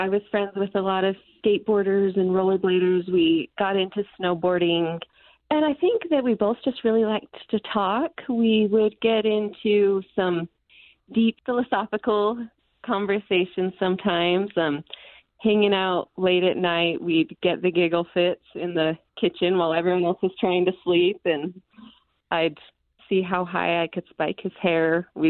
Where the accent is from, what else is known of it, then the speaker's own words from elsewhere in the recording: Utah, United States; also born or lived in Philippines / Nebraska; I was born here in Utah, and then we moved to the Philippines, where my next sister and my brother Weston was born. And then we lived in Nebraska for a while